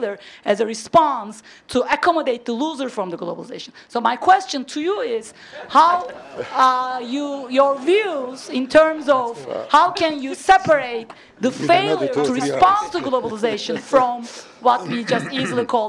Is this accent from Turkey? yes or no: yes; Turkey; moved away as an adult; now in United States; I'm from Turkey. I came to this country 20 years ago. I grew up in a secular country